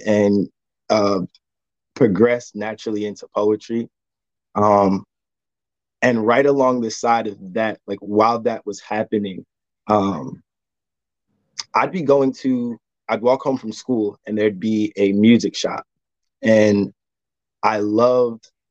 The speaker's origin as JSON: {"language": "English", "region": "New Jersey", "country": "United States", "moved": "yes", "lives_now": "North Carolina, United States", "said": "I'm originally from New Jersey. I currently live in North Carolina."}